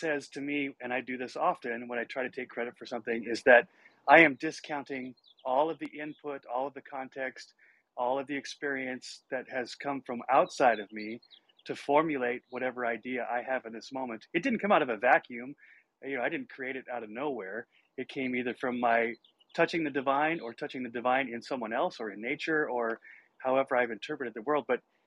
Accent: Montana, United States; I grew up in Montana

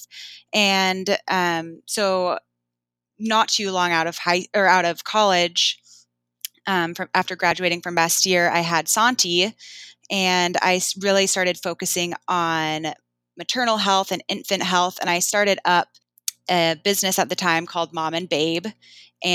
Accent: Bainbridge Island, Washington, United States; growing up, you know, we didn't actually have that much money and we got a lot of our food from a shelter on Bainbridge called Helpline House.

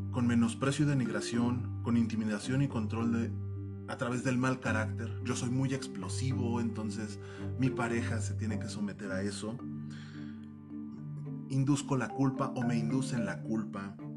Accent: Mexico City, Mexico; born there; como yo eh, nací en la Pensil

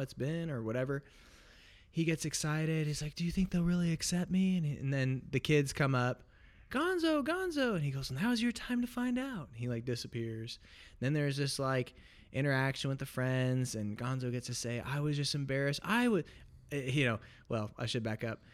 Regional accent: Portland, Oregon, United States; I was born and raised in Portland, Oregon

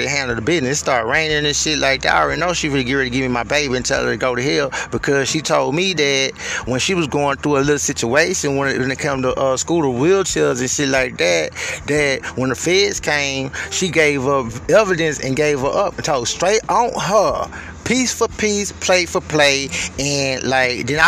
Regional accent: Houston, Texas, United States; moved away; I'm from Houston

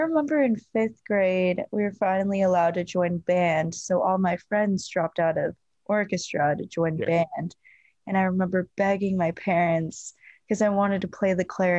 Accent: Arizona, United States; born there; So I was born in Arizona and we have like old photos of me.

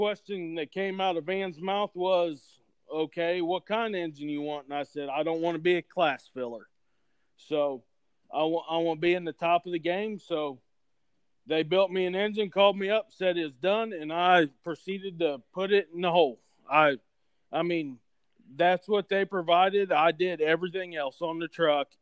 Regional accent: Oxford, Ohio, United States; I'm from Oxford, Ohio, which is home of Miami of Ohio.

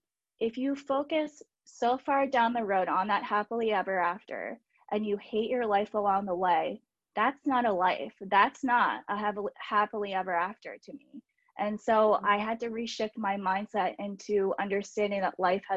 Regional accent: United States; I am from the Baltimore, DC area

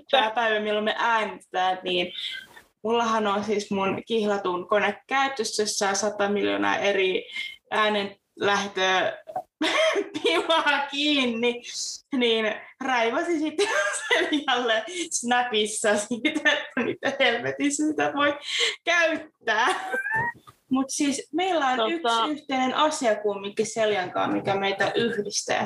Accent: Forssa, Tavastia Proper, Finland; now in Salo, Finland; Mä oon kotoisin Forssasta, hakkaasta, ihanasta Forssasta

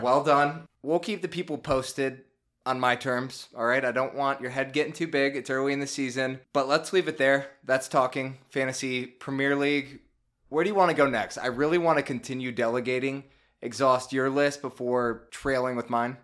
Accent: Chicago, Illinois, United States; born or raised there

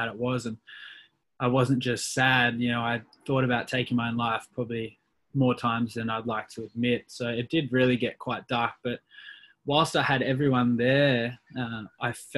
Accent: Perth, Western Australia, Australia; born and raised in Perth, Western Australia

